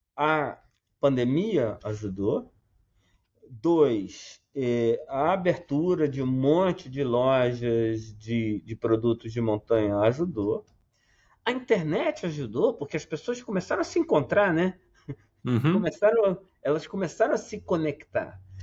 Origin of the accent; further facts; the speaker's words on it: Southeast, Brazil; venho do, do Sudeste